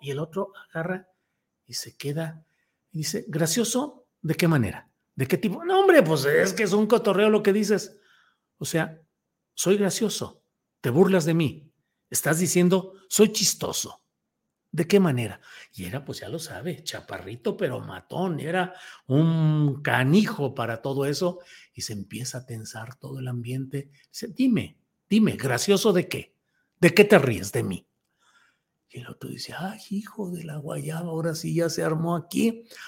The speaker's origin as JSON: {"language": "Spanish", "town": "Torreón", "region": "Coahuila", "country": "Mexico", "tie": "born or raised there", "said": "Yo que nací en Torreón, Coahuila, en la colonia aceitera, eh, ahí eh, y que viví un tiempo en la muy populosa colonia Primero de Mayo"}